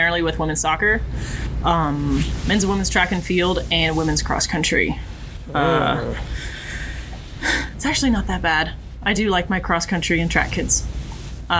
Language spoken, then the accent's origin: English; Huntsville, Alabama, United States; moved away as an adult; now in North Carolina, United States; I was born and raised in Huntsville, Alabama